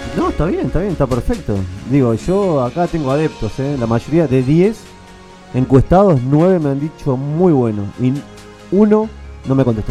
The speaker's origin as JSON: {"language": "Spanish", "region": "Santiago del Estero", "country": "Argentina", "tie": "born or raised there", "moved": "yes", "said": "Santiago del Estero? Mi pago"}